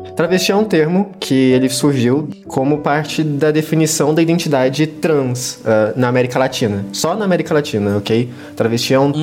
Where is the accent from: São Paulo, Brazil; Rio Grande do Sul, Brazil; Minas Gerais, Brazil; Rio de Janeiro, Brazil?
Minas Gerais, Brazil; eu sou de Minas Gerais